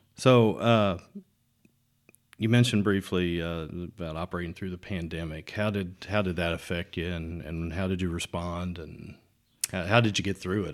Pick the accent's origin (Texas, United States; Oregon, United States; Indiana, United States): Indiana, United States; Jefferson County; moved away as an adult; I grew up in Jefferson County.